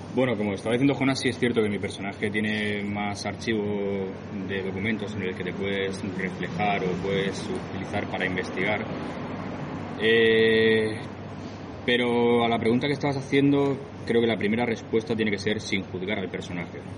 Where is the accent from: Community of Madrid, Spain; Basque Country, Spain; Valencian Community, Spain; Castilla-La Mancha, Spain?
Valencian Community, Spain; yo soy de la Comunidad Valenciana